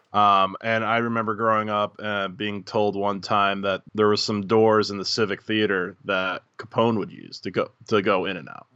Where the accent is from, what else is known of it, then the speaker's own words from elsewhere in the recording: Muncie, Indiana, United States; Muncie's not a big town.